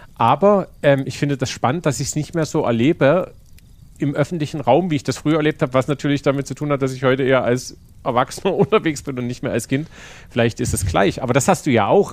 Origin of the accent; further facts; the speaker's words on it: Königstein, Saxony, Germany; moved away as an adult; now in Dresden, Germany; Ich bin halt nicht Dresdner, ne? Ich bin halt in Königstein aufgewachsen.